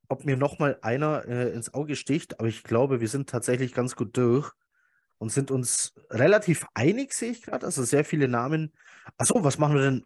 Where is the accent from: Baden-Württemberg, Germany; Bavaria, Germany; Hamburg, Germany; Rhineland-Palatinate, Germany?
Bavaria, Germany; Swabia; ich bin ja Schwabe, ne? also ich wohne ja hier im bayerischen Teil von Schwaben